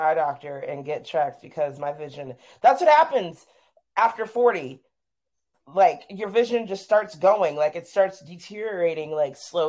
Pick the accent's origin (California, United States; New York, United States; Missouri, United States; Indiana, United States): Missouri, United States; St. Louis; we are both originally from St. Louis, Missouri.